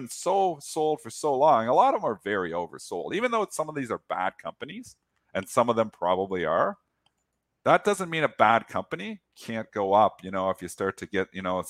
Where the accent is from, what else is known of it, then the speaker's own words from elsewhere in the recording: Canada; I'm Canadian.